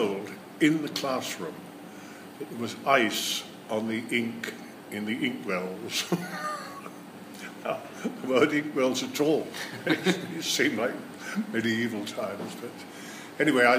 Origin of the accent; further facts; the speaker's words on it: Brighton, South East England, United Kingdom; I was born in Brighton in 1937, which was just before the war, and of course my earliest memories are of the wartime, which is very strange, really, at the seaside